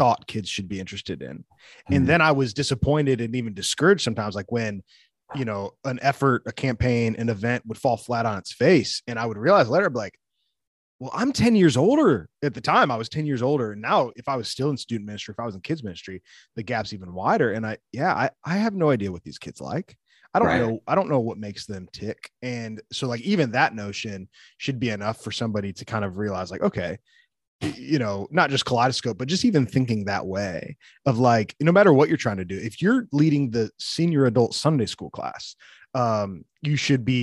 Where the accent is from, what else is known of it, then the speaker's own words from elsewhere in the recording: the North, United States; also born or lived in the South (US); now in the South, United States; I live in the South. So yeah, but I'm from the North. So when I came down, I had to learn.